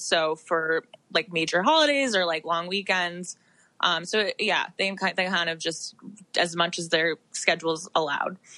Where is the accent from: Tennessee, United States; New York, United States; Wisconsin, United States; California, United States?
New York, United States; I'm from New York, so my family based were based in New York my whole life